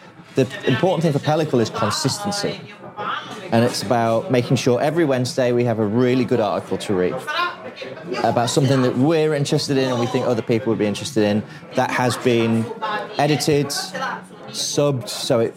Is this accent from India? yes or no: no; Lincoln, East Midlands, United Kingdom; moved away as an adult; also born or lived in London; now in Manchester, United Kingdom; I'm not from London, I'm from Lincoln.